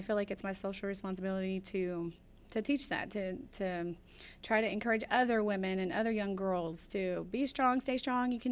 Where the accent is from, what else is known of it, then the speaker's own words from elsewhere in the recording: Houston, Texas, United States; also born or lived in Midwest; I was actually born in the Midwest, but raised in Houston since 6 months old. So I resonated with Houston as my hometown.